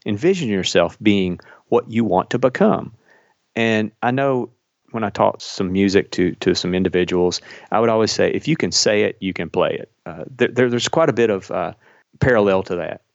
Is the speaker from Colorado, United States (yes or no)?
no; Kentucky, United States; I flew fire patrol in Kentucky, uh, which is where I'm from, if you can't tell from my accent